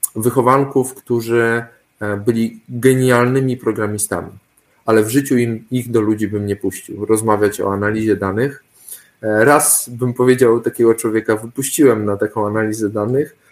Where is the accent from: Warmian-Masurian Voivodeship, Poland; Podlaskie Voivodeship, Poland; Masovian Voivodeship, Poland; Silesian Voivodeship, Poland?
Podlaskie Voivodeship, Poland; Suwałki Region; ja pochodzę z Suwalszczyzny